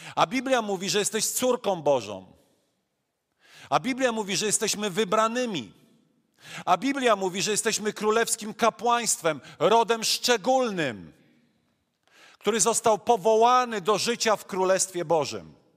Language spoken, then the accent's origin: Polish; Silesian Voivodeship, Poland; accent: Silesian; also born or lived in Masuria; urodziłem się na Mazurach, mieszkam na Śląsku i kiedy miałem półtorej roku, moi rodzice wyjechali na Śląsk